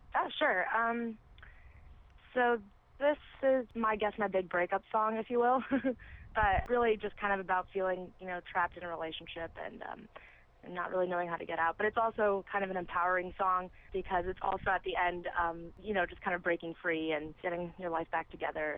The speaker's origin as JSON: {"language": "English", "area": "south suburbs of Chicago", "region": "Illinois", "country": "United States", "tie": "born or raised there", "also_born_or_lived": "Los Angeles, California", "moved": "yes", "lives_now": "Arizona, United States", "said": "I'm from um, the south suburbs of Illinois, so that's where I grew up"}